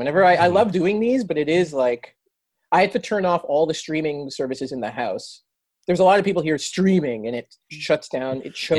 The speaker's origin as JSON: {"language": "English", "country": "Canada", "said": "I'm Canadian"}